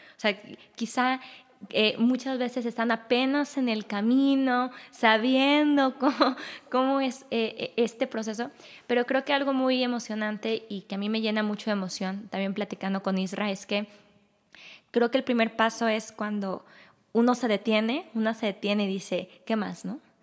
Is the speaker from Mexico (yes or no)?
yes; Guadalajara, Jalisco, Mexico; también soy mexicana de Guadalajara. Yo sí nací acá